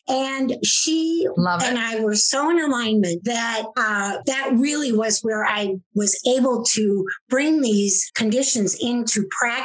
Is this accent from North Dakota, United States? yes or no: yes; North Dakota, United States; moved away; I grew up in North Dakota, a small town of 5,000 people